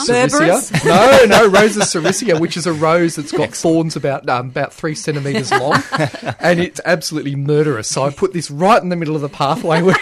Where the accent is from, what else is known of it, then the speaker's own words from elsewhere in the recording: Canberra, Australian Capital Territory, Australia; I grew up in Canberra